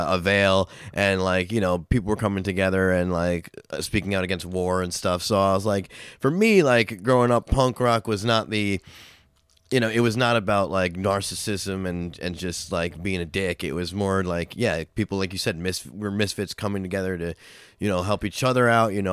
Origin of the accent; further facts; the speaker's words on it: Long Island, New York, United States; now in Albany area (518), United States; I'm not originally from here. I'm from Long right, Island